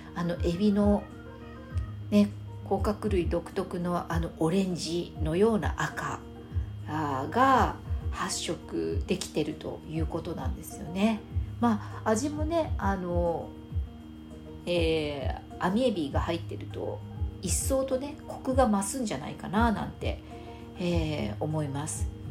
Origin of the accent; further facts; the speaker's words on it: Fukuoka, Japan; 私は福岡出身なので